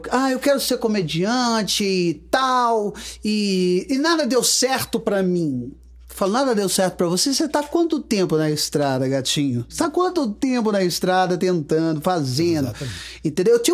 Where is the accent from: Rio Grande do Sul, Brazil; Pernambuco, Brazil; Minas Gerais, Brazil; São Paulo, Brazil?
Minas Gerais, Brazil; Guarani; also born or lived in Rio de Janeiro; now in Astolfo Dutra, Brazil; Nasci em Guarani, Guarani.